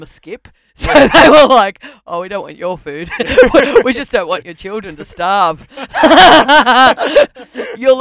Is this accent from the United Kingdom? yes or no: no; Melbourne, Victoria, Australia; also born or lived in Brunswick; I was born there and I grew up in Pasco Vale South